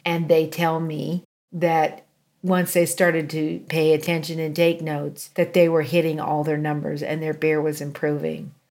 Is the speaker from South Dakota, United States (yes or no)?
no; a small town just outside of Chico, California, United States; I grew up in a small town just outside of um, Chico